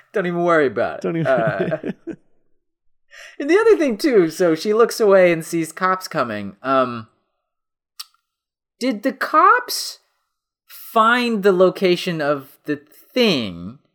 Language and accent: English; Colorado, United States; I grew up in Colorado. I mean, come on.